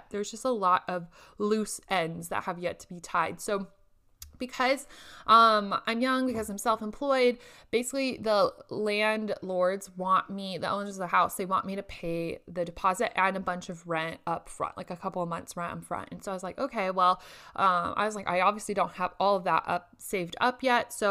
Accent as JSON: {"language": "English", "country": "Indonesia", "second_language": "English", "lives_now": "Lincoln, United States", "said": "sit up in my apartment in Lincoln where it's much colder than what I am used to from Indonesia."}